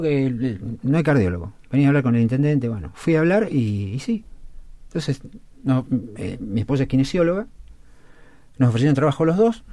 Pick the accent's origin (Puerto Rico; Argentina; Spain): Argentina; Chivilcoy, Buenos Aires Province; born or raised there; moved away as an adult; also born or lived in La Plata